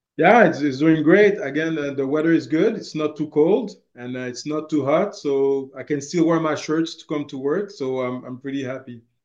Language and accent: English; Montreal, Quebec, Canada; moved away as an adult; also born or lived in Haiti (ancestry); now in Rimouski, Canada; I was born and raised in Montreal. Uh, I always live uh, my life there. Actually, the only time that I actually left uh, Montreal was to come to uh, work in Rimouski